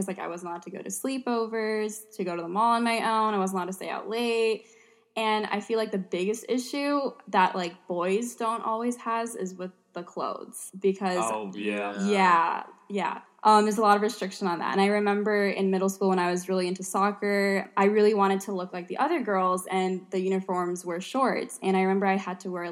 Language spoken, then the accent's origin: English; St. Louis, Missouri, United States; I'm Bengali American. I'm from St. Louis, Missouri